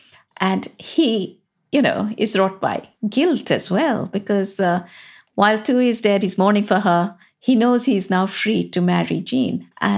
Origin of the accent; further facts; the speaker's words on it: England, United Kingdom; And this is part of being English, is that we have the best justice system.